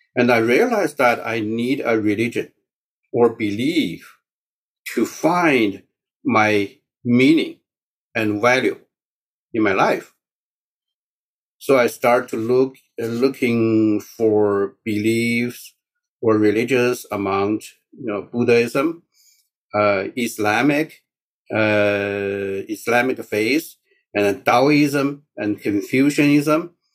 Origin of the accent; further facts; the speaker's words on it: China; first language Mandarin; English is a second language; moved away as an adult; now in United States; my mother tongue is Mandarin.